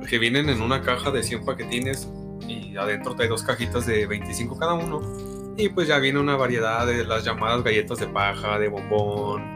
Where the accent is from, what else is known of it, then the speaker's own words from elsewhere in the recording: Mexico; nosotros como mexicanos